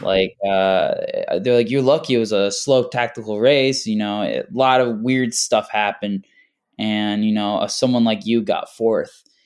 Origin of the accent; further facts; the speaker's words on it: Carmel, New York, United States; also born or lived in Hoffman Estates, Illinois; I was born in, uh, Hoffman Estates, Illinois, and I moved here in, uh, second grade in New York. and I've been living